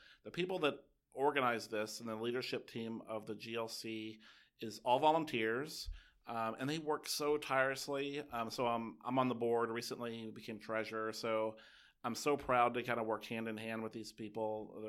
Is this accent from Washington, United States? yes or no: no; Kentucky, United States; I'm from Kentucky.